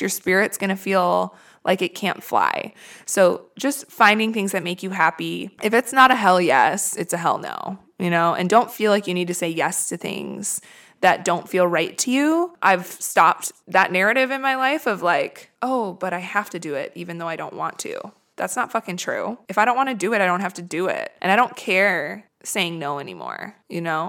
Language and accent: English; Midwest, United States; now in Los Angeles, United States; I come from the Midwest where it's very snowy and shitty in the winter